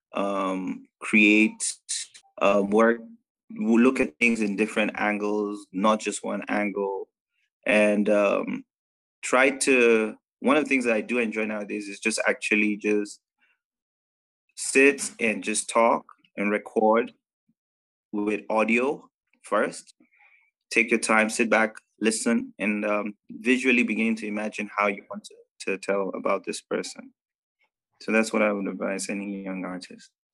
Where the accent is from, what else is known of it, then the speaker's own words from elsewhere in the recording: Nigeria; moved away; I'm a Nigerian Indian. Uh, grew up in Nigeria most of my life.